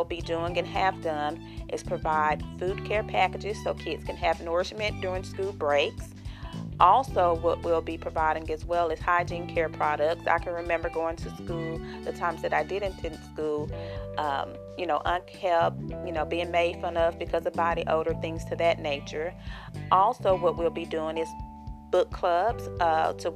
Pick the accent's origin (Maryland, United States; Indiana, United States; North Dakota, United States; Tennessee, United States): Tennessee, United States; Chattanooga; I'm originally from Chattanooga, Tennessee